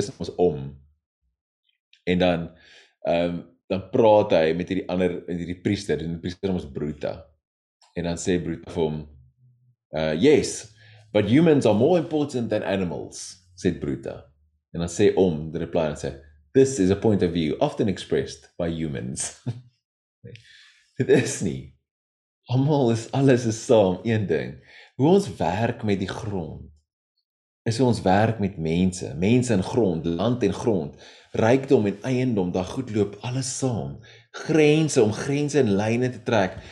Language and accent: Afrikaans; South Africa; ons is as Suid-Afrikaners